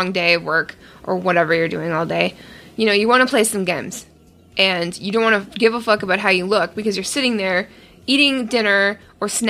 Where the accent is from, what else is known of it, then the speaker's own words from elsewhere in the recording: Ontario, Canada; I'm from Ontario, and I'm actually from the largest maple syrup county in Ontario.